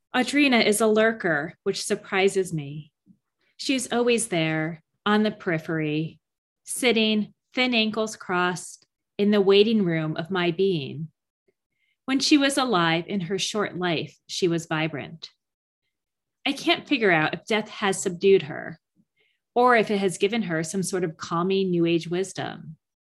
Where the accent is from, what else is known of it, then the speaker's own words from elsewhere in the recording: Mendham, New Jersey, United States; now in Boston, United States; Mendham, New Jersey, my hometown